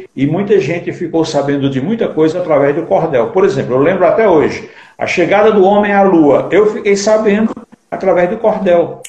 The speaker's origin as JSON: {"language": "Portuguese", "town": "Acopiara", "region": "Ceará", "country": "Brazil", "tie": "born or raised there", "moved": "as an adult", "lives_now": "Diadema, Brazil", "said": "Eu sou de Acopiara, que é sertão do Ceará, né? Mas moro aqui em Diadema faz 30 anos"}